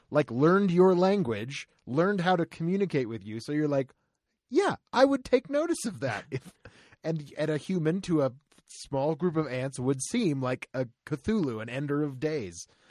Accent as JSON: {"language": "English", "region": "Florida", "country": "United States", "tie": "born or raised there", "said": "Growing up in Florida"}